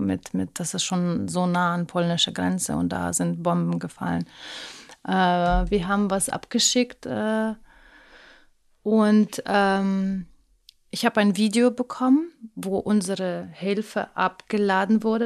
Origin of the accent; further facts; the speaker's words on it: Lviv, Lviv Oblast, Ukraine; moved away as an adult; also born or lived in near Leipzig, Germany; now in Berlin, Germany; Ich bin aufgewachsen in der Nähe von Leipzig. Dann sind wir zurück in die Ukraine. Da habe ich die Schule gemacht in der Ukraine